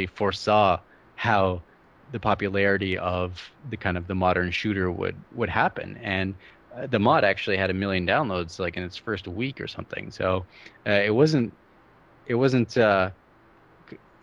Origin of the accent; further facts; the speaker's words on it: Canada; I'm Canadian